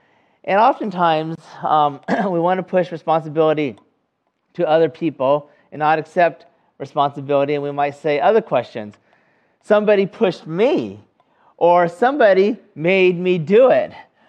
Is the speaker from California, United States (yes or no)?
yes; California, United States; now in North Carolina, United States; the closest thing I can imagine that would be similar to us here in North Carolina would be, you know, I come from California